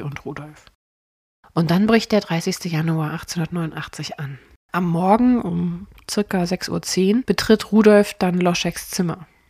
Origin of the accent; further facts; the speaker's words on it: Cologne, North Rhine-Westphalia, Germany; bei uns in Köln